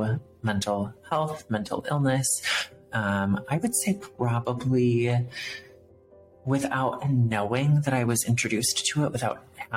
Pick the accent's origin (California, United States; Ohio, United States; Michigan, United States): Michigan, United States; Northern; moved away as an adult; also born or lived in Colorado; now in South Dakota, United States; I was born and raised in Northern Michigan, moved to South Dakota, moved from here to Colorado